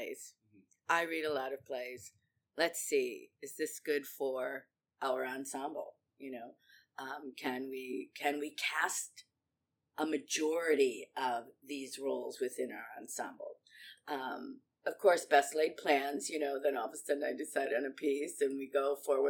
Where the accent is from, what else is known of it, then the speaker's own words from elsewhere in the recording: La Grange, Illinois, United States; I grew up in LaGrange. I live in LaGrange Park now